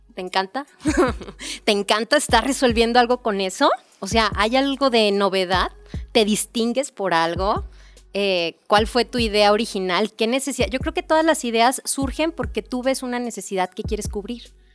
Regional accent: Mexico

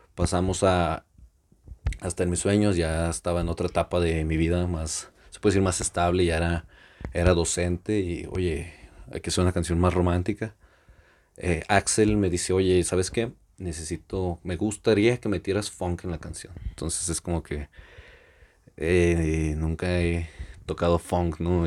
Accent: Mexico; somos mexicanos, que se note que somos mexicanos

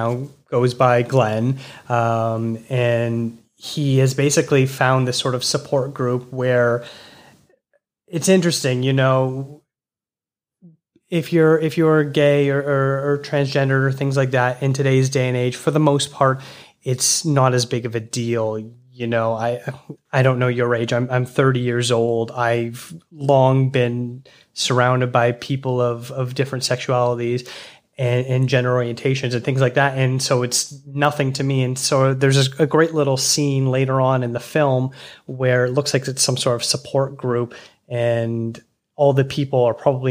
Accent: Toronto, Ontario, Canada; I'm from Toronto

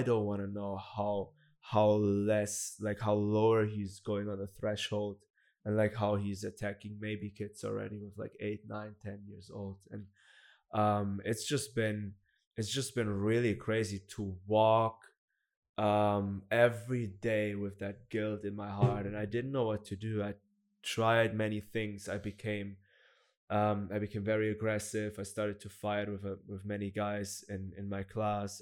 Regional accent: Black Forest, Baden-Württemberg, Germany; I'm from Germany. I grew up in, in the Black Forest

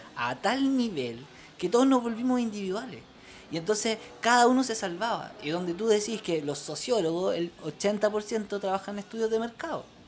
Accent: Chile

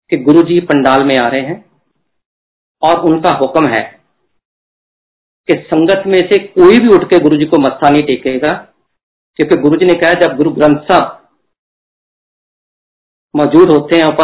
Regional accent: Chandigarh, India; मैं तो चंडीगढ़ से हूँ चंडीगढ़ तो यूनियन टेरेटरी है ना पंजाब ना दिल्ली

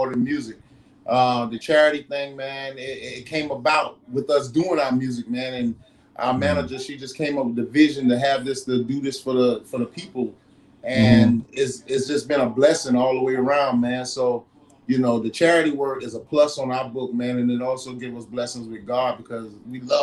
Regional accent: Allendale, South Carolina, United States; Growing up in Allendale, man, it's crazy, man. We actually grew up in your daddy trailer park, Patterson Trailer Park

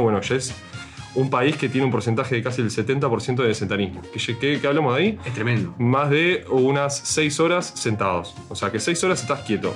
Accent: Uruguay; somos todólogos, como cualquier uruguayo

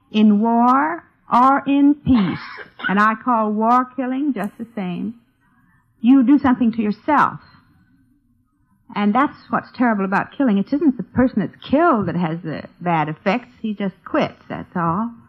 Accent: China; Well, I can't help it. I was brought up in China.

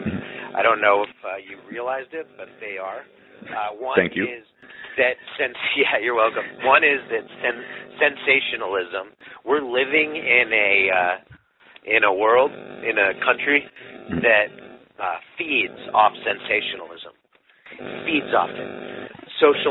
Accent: Los Angeles, California, United States; I'm a guy from Los Angeles in Hollywood

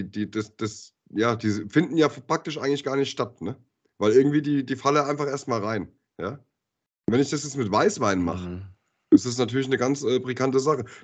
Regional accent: Höchst, Hesse, Germany; ich bin ja in Höchst groß geworden, ne? wenn du jetzt, äh, also in Genhausen Höchst

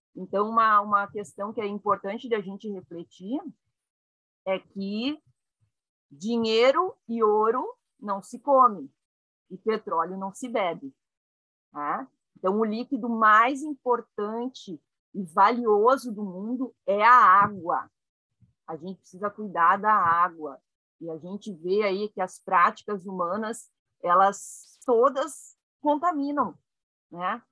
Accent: Caxias do Sul, Rio Grande do Sul, Brazil; Eu nasci em Caxias do Sul, no Rio Grande do Sul

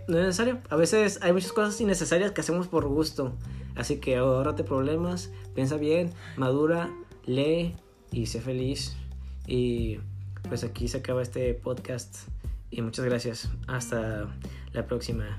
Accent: northern Mexico, Mexico; accent: northern; del norte, ¿sabes? Que aquí tenemos un tono muy, muy distinguido

